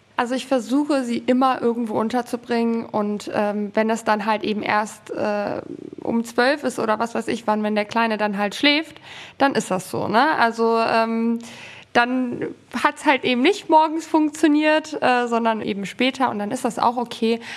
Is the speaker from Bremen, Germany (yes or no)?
no; Southern Hesse, Germany; moved away as an adult; also born or lived in Poland (mother's origin); now in Cologne, Germany; wir wohnen in Köln mittlerweile seit zwei Jahren und haben hier keine Familie in der Nähe. Wir kommen ursprünglich aus Südhessen